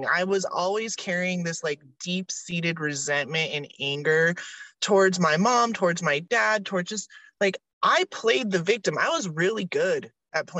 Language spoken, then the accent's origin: English; Utah, United States; also born or lived in Southern California; I didn't just grow up like weird in Utah. I grew up like weird in Utah.